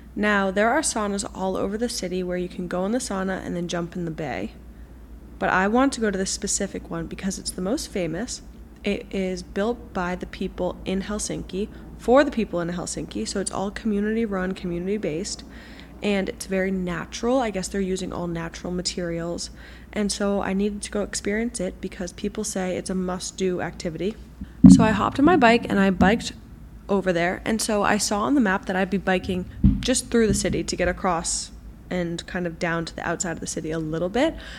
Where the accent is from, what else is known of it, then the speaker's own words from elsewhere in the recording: Boston, Massachusetts, United States; also born or lived in New York City; I'm from Boston and I really want to do one of these walking tours in Boston to learn more about my own city.